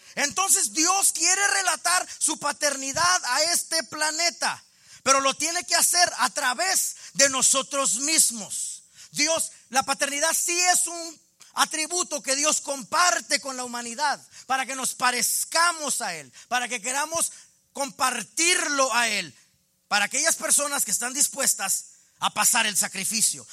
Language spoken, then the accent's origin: Spanish; Mexico; accent: Mexican; qué onda con el acento de este. Pues sí, sí, soy mexicano.